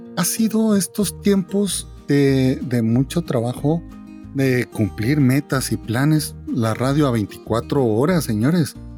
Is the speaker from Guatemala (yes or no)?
yes; Guatemala; vengo de Guatemala